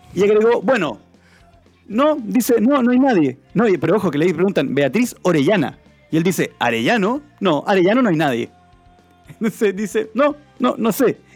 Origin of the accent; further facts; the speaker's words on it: Chile; Somos dos diputados chilenos